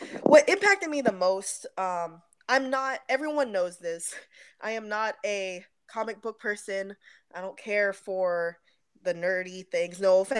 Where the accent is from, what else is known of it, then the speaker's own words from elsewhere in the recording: Southern California, United States; growing up in Southern California in the early 90s